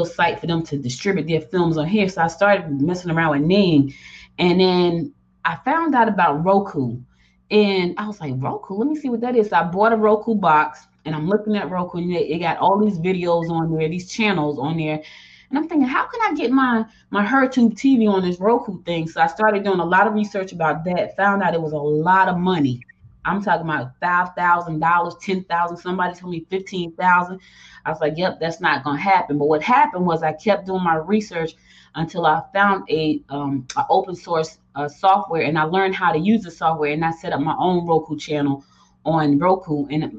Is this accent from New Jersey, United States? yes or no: yes; Newark, New Jersey, United States; also born or lived in Georgia / Rocky Mount, North Carolina; I was born in Georgia, but I was raised in Jersey